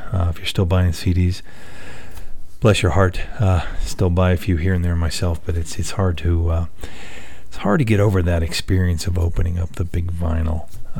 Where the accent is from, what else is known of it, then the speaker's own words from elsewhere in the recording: Perryopolis, Pennsylvania, United States; my hometown of Perryopolis, Pennsylvania.